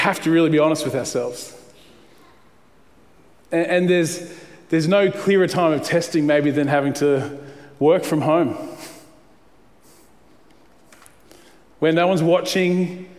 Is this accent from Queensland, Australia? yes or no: yes; Queensland, Australia; I grew up in Queensland through the 80s